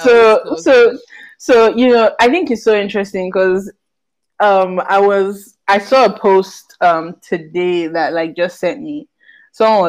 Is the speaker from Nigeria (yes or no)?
yes; Port Harcourt, Rivers State, Nigeria; I grew up in Port Harcourt as well